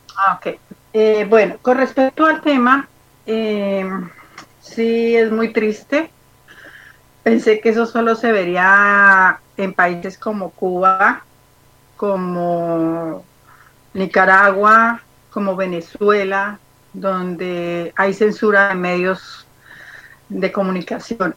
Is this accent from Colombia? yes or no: yes; Colombia; moved away; mi país es hermoso